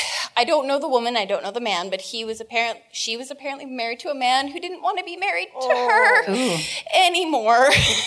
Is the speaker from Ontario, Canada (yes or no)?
no; Winnipeg, Manitoba, Canada; My hometown is Winnipeg, Manitoba.